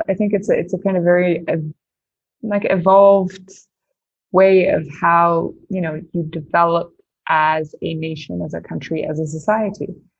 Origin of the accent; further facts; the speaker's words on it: Tanzania; I grew up in Tanzania in East Africa. And I would say my grandparents were missionaries. I grew up my dad is that was a doctor. I grew up in a hospital in rural Tanzania.